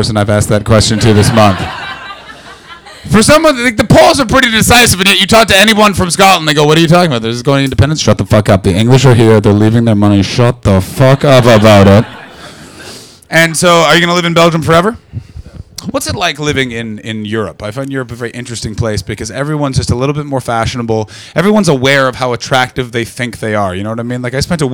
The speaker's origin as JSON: {"language": "English", "country": "Canada", "moved": "as an adult", "lives_now": "London, United Kingdom", "said": "I'm Canadian."}